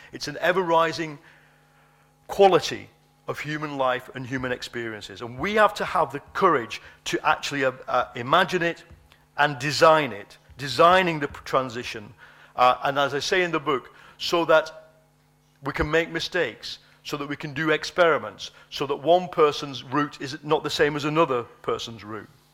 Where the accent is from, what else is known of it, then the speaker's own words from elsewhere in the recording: United Kingdom; my country